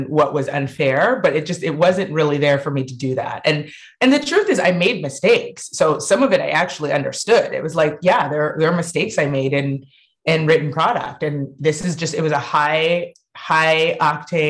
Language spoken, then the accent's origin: English; Ann Arbor, Michigan, United States; we grew up on and around University of Michigan campus